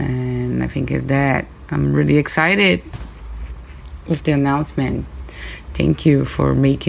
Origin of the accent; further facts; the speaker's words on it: Brazil; English is a second language; also born or lived in United States; I'm a Brazilian corporate lawyer working here in Brazil. I've done a exchange student year when I was 17 in the US, and this is where I learned English